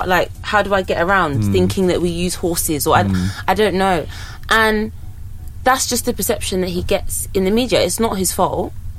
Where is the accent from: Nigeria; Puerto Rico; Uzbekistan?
Nigeria; now in United Kingdom; That's the first time I'd experienced Nigeria as a Nigerian working, like, and it's a whole different ball game to the whole coming in December, doing enjoyment and going back to the UK where things work.